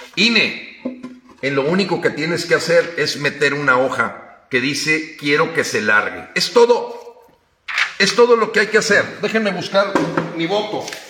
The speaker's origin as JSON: {"language": "Spanish", "country": "Mexico", "said": "los mexicanos"}